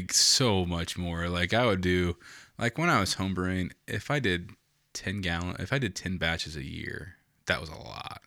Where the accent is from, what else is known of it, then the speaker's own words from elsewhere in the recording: Logansport, Indiana, United States; also born or lived in San Antonio, Texas; I came from Logan Sport